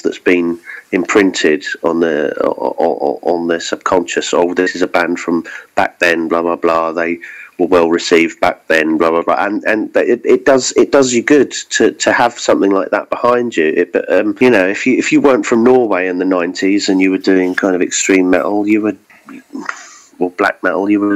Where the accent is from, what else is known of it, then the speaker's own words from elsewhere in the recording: South of England, United Kingdom; I'm from the south of England